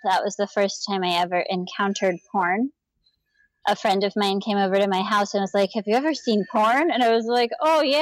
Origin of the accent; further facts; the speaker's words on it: Gainesville, Florida, United States; I grew up in Gainesville, Florida